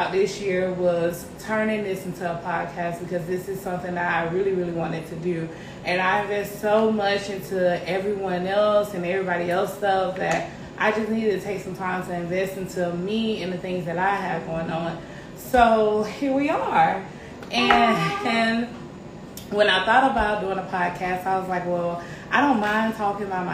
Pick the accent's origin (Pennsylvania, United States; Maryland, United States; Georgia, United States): Georgia, United States; Columbus; now in Greenville, United States; I was born and raised in Columbus, Georgia, C-Town